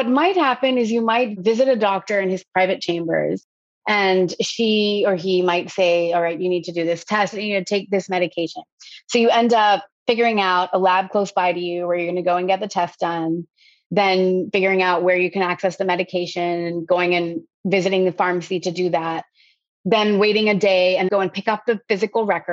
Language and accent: English; United States; I was born and raised in the United States